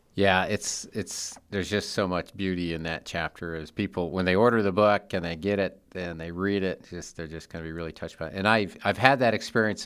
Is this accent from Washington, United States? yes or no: yes; Seattle, Washington, United States; Seattle, my hometown